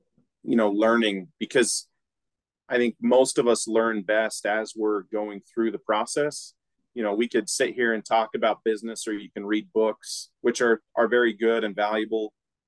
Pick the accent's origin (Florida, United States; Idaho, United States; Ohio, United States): Idaho, United States; Preston; Yeah, Preston, for those that don't know, is a really small town, you know, one stoplight type town. it was good.